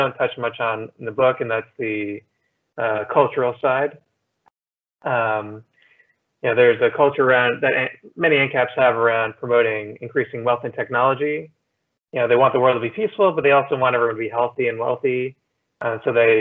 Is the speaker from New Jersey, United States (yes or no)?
yes; New Jersey, United States; also born or lived in Pittsburgh / Philadelphia / New York; now in Miami, United States; I grew up in New Jersey, then I lived in Pittsburgh, Philadelphia